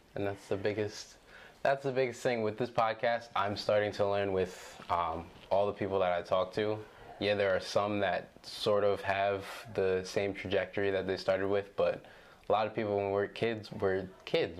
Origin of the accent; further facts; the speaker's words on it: Williamstown, United States; growing up in Williamstown which is a predominantly white space